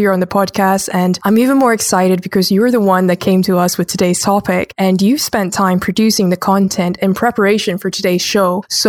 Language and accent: English; Scotland, United Kingdom; moved away as an adult; also born or lived in United States; I'm originally from Scotland, but I studied my master's and got my first job in the USA, in America. And in total, I lived in America on some form of visa for about 6 years.